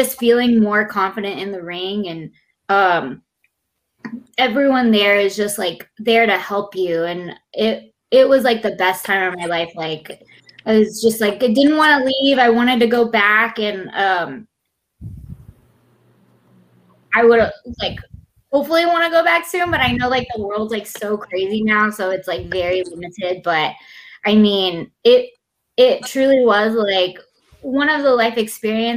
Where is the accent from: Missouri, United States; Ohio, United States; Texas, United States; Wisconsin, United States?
Texas, United States; I'm from Texas